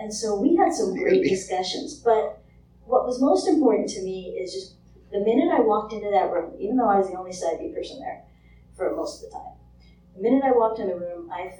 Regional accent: San Francisco, California, United States; And I'm from San Francisco, which is a very gay-friendly place, but it's a very church-hostile place.

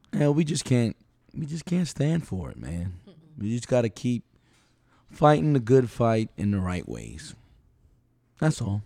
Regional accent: New York City, New York, United States; now in Palm Coast, United States; I've lived in Palm Coast, you know, I'm from New York City.

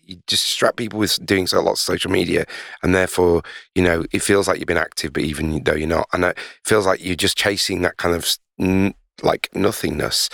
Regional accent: Leeds, Yorkshire and the Humber, United Kingdom; I'm a huge Leeds United fan 'cause I'm from Leeds

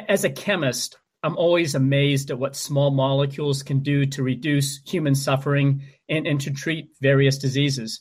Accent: Maine, United States; my home state of Maine

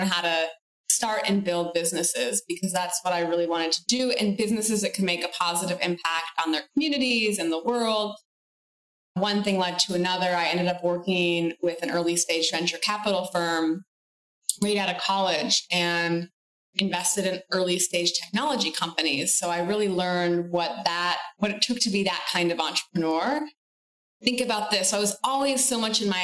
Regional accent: Michigan, United States; I grew up in Michigan and my family originated from Italy

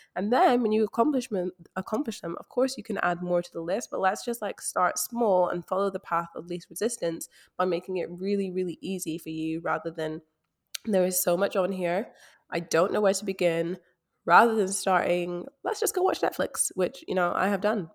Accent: Scotland, United Kingdom; now in Australia; I am from Scotland based overseas in Australia

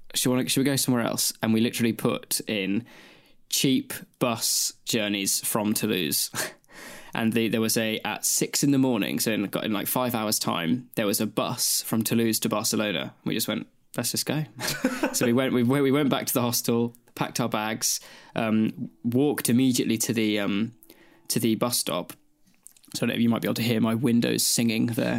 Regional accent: Australia; moved away as an adult; now in United Kingdom; moving from Australia to the U K to come to uni

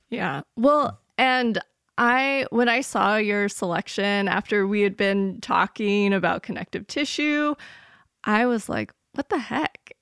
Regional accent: Florida, United States; growing up in Florida

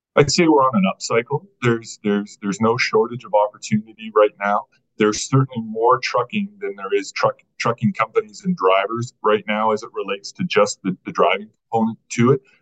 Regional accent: Burlington, Ontario, Canada; also born or lived in Vancouver, Canada; now in Edmonton, Canada; I grew up in Burlington, just west of just west of Toronto, uh, from from Southern Ontario

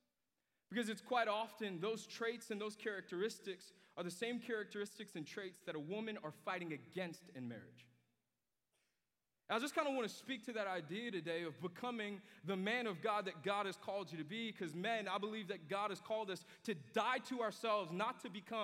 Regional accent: New York, United States; moved away; when I was a kid at my house in New York, I grew up in New York

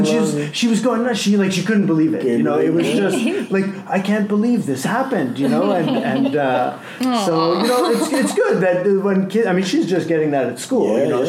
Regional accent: Canada; And because I'm from Canada, I always make fun of the British monarchy.

